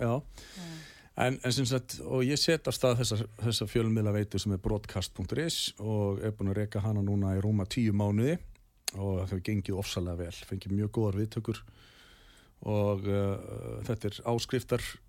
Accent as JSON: {"language": "Icelandic", "town": "Garðabær", "region": "Capital Region", "country": "Iceland", "tie": "born or raised there", "said": "Ég er allavega upp á alveg í Garabænum og hérna, bjóð þar til fullorins ára"}